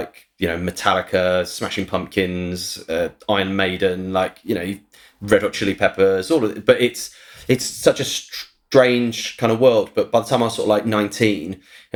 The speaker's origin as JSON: {"language": "English", "town": "St Albans", "region": "East of England", "country": "United Kingdom", "tie": "born or raised there", "moved": "yes", "said": "my hometown, St. Albans."}